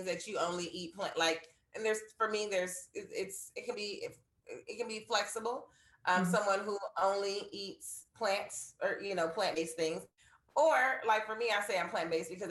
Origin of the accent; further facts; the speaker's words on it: Los Angeles, California, United States; Born and raised in California, like 3 generations here. So I literally am a unicorn in California, or Los Angeles, I should say.